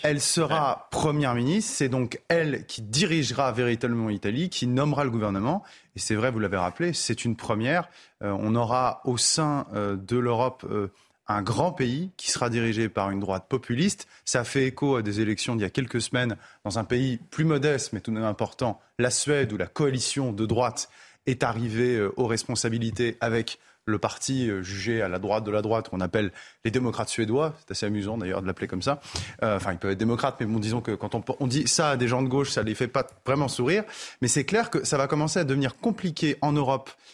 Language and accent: French; France; en tant que Français